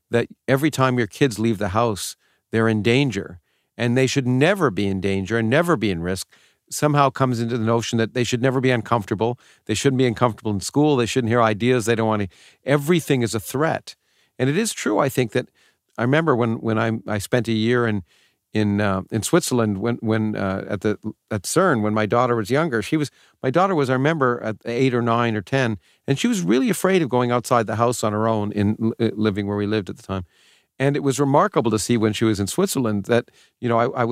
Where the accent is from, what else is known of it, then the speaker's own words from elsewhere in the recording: Toronto, Ontario, Canada; I grew up in Canada, but it was still the same for me. In Toronto